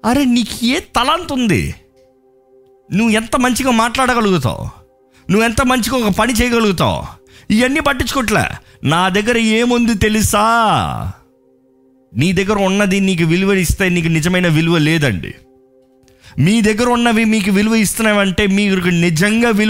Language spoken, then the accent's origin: Telugu; Balabhadrapuram, Andhra Pradesh, India; born there; నేను పుట్టింది అక్కడ బలభద్రపురం